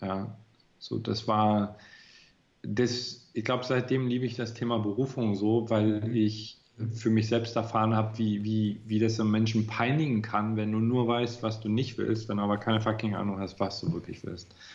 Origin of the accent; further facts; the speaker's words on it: Görlitz, Saxony, Germany; Ja, in Görlitz. das ist eine ganz relativ kleine Provinzstadt, mittlerweile die östlichste Stadt. Also die liegt an der polnischen Grenze.